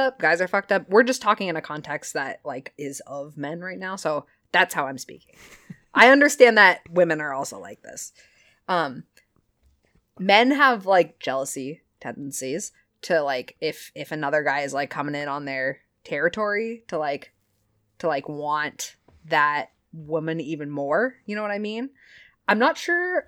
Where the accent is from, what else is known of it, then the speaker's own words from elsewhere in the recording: Chesterfield, New Hampshire, United States; I grew up in Chesterfield, New Hampshire, and I went to farm camp